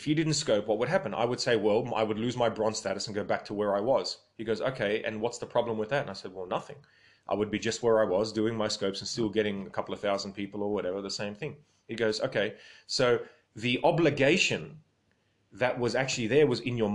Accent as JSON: {"language": "English", "country": "Australia", "said": "my grandparents came from Lebanon, but I'm Australian"}